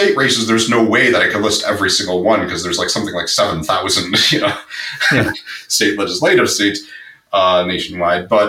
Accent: Michigan, United States; here in Michigan, my home state

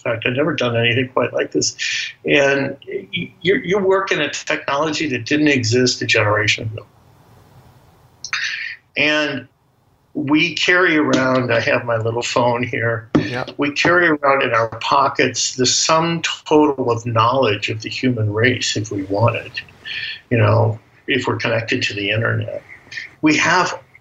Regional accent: United States; I'm an American

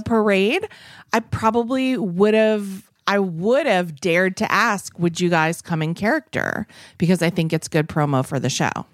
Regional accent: Massachusetts, United States; Ashby is also a town near where I grew up in Massachusetts.

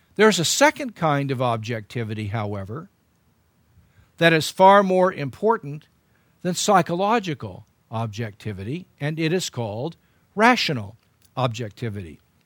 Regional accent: United States; as an American

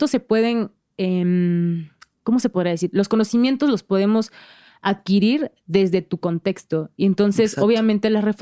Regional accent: Oaxaca, Mexico; para mí crecer allá creo que es, fue lo mejor porque mis bases eh, de la vida son mucho, muy oaxaqueñas.

